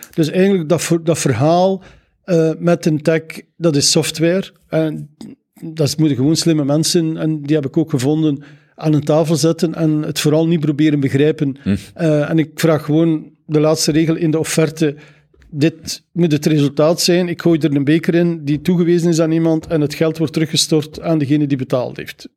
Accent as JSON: {"language": "Dutch", "area": "Zeveneken", "region": "Flanders", "country": "Belgium", "tie": "born or raised there", "moved": "yes", "said": "Ik ben van Zaflaar"}